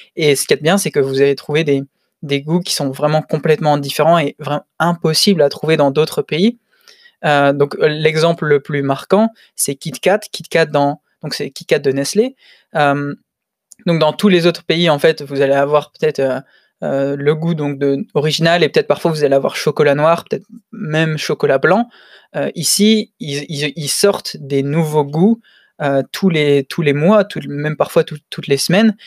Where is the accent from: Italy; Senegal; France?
France; Lille, Hauts-de-France; moved away as an adult; now in Tokyo, Japan; je suis lillois.